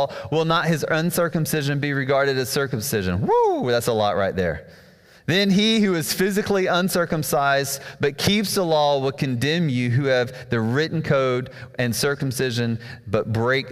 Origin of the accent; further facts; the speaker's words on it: South Alabama, United States; I grew up in South Alabama